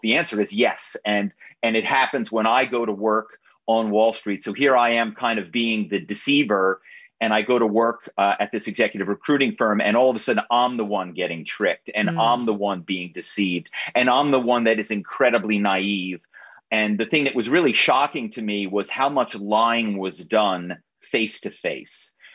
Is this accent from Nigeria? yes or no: no; Philadelphia suburbs, Pennsylvania, United States; I grew up in in the Philadelphia suburbs